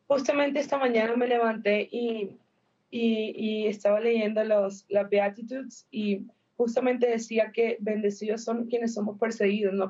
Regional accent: Colombia; yo soy de Colombia

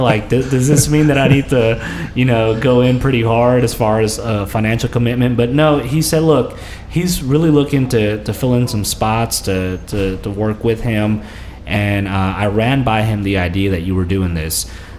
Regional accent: California, United States; born there; my parents are from the southern part of Mexico. My mom is from Puebla. My dad is from Morelos. But I was born out in California.

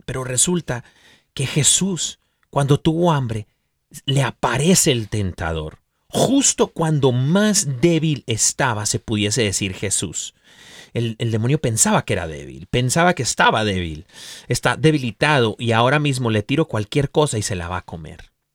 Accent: Mexico; yo soy mexicano

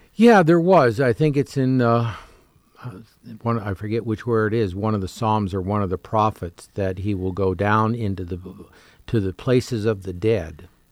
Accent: Canada; moved away; having grown up as a Canadian

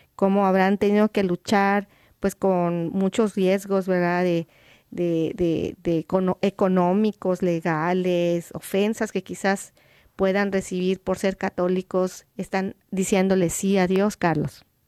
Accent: Ecuador; now in Philadelphia, United States; soy de Ecuador vivimos en Filadelfia

